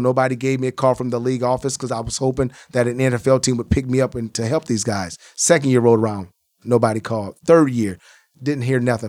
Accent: Iowa, United States; I'm from Iowa.

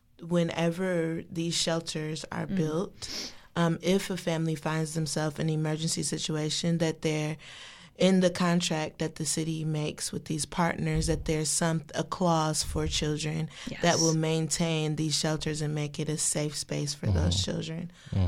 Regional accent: Detroit, Michigan, United States; moved away as an adult; now in Washington, D.C., United States; I came here for school, but I'm from Detroit, Michigan.

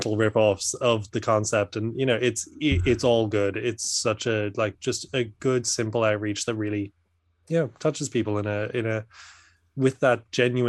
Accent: Ireland; now in Dublin, Ireland; I'm from Ireland.

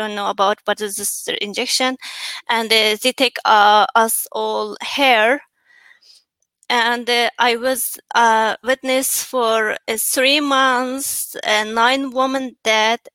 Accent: Cherchen County, Xinjiang, China; English is a second language; moved away as an adult; also born or lived in Cairo, Egypt; now in Washington, D.C., United States; And I born 1989, December 28, in the Chargan County in East Turkestan.

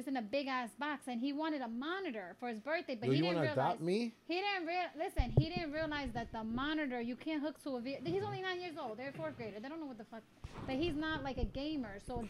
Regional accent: New York, United States; accent: New Yorker; But I was born here in New York.

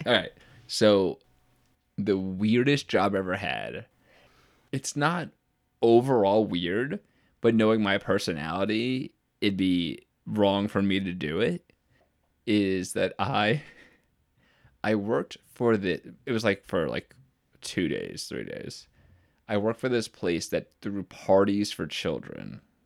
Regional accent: Utica, New York, United States; I'm from Utica.

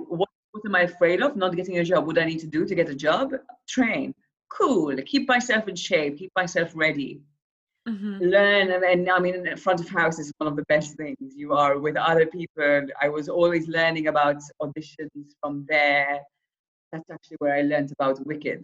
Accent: Malta; I'm from Malta

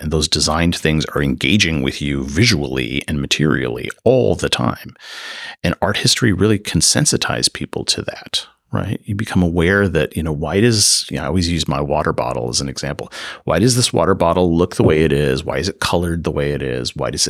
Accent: Midwest, United States; now in California, United States; so I'm not from California. So, that's maybe the first thing I should say here. So, you know, coming from the Midwest, I'm used to a certain kind of red brick, pseudo Gothic kind of, you know, university aesthetic.

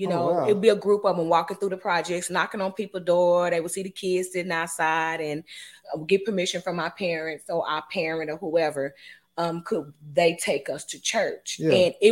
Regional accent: Dallas, Texas, United States; also born or lived in Kansas City; I was born in Kansas and we moved to Dallas around about the age of 5.

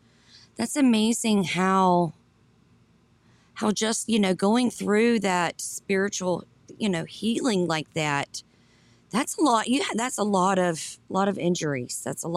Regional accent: Henry County, Georgia, United States; I was born in Henry. Well, not born in Henry County, grew

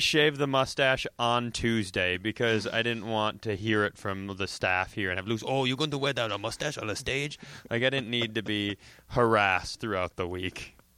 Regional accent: Worthington, Minnesota, United States; also born or lived in Los Angeles; I grew up in Worthington, Minnesota

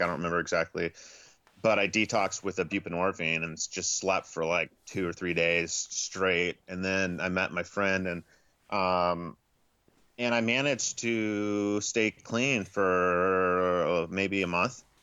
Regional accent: Portland, Oregon, United States; also born or lived in Houston, Texas; I grew up right outside of Portland, Oregon

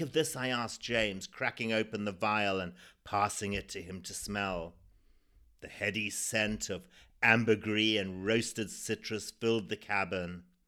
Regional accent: Zimbabwe; born or raised there

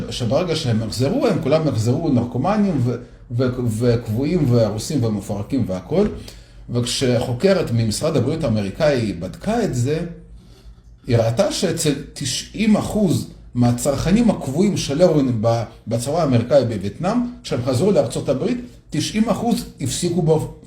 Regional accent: Minsk, Minsk Region, Belarus; also born or lived in Soviet Union; אז גדלתי בברית המועצות, במינסק, ביחד בלרוס. וגרנו בבניין דירות כזה מאוד גדול

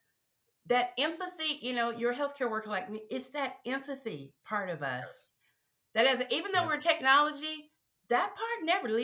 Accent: Mississippi, United States; I'm from the South, I'm a Mississippi girl

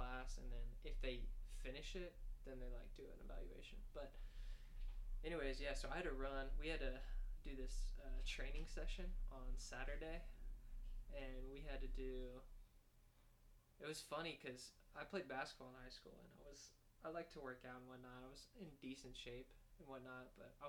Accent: Arlington, Texas, United States; moved away as an adult; now in Fayetteville, United States; we're both from Arlington, Texas

